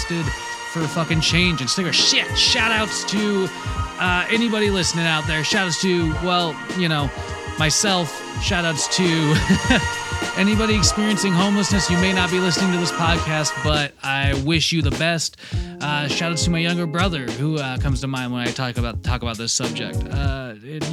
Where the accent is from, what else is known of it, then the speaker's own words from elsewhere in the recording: Washington, United States; Washington, my home state